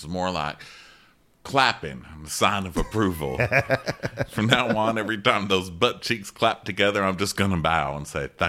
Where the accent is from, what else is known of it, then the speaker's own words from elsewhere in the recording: the South, United States; No, please, I'm from the South.